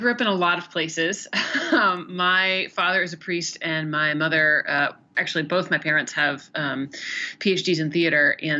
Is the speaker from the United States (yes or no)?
yes; Oregon, United States; born there; also born or lived in Kentucky / Tennessee / South Carolina / Indiana; now in Ohio, United States; I was born in Oregon, lived in Kentucky, Tennessee, South Carolina, I think maybe a little bit in Indiana, and now Ohio. So I'm from everywhere.